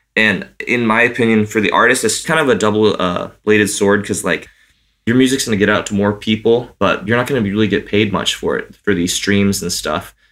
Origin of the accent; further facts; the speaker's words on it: Santa Cruz, California, United States; Santa Cruz, which is my hometown